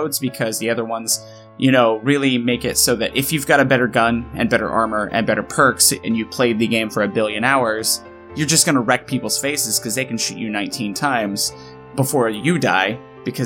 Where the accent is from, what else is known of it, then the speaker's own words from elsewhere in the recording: Midwest, United States; I grew up in the Midwest